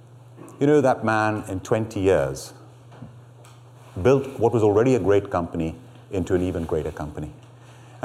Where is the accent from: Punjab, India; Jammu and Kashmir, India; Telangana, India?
Telangana, India; Hyderabad; now in United Kingdom; I'm from Hyderabad in India